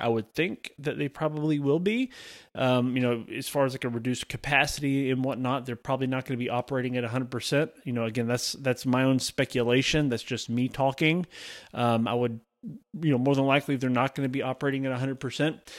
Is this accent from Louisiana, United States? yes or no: no; Alabama, United States; also born or lived in Georgia; residents of Alabama, so my home state